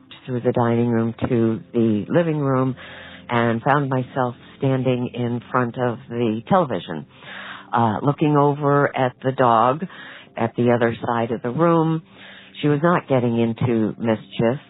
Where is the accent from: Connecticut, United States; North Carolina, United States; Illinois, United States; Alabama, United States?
Connecticut, United States; Norwalk; I'm from Norwalk, Connecticut.